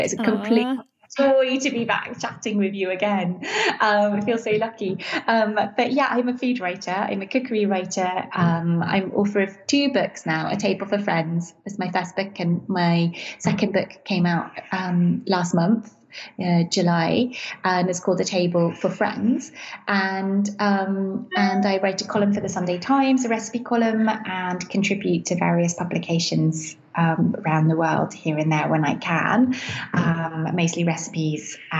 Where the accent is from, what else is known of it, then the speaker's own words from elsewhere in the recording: Venice, Veneto, Italy; also born or lived in England; So I am English, and my family moved to Venice when I was 6 years old. And I grew up here, went to school here, and then went to university in England.